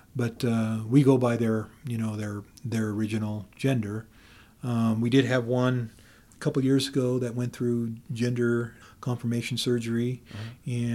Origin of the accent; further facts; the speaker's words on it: Camas County, Idaho, United States; I'm from Camas County, uh-huh. and right there at E Block